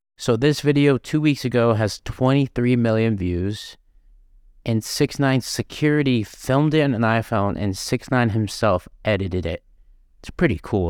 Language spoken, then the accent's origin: English; Florida, United States; I'm from Florida